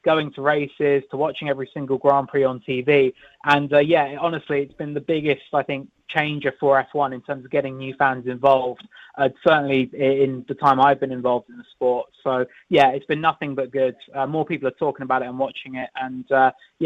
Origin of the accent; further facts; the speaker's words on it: United Kingdom; I'm British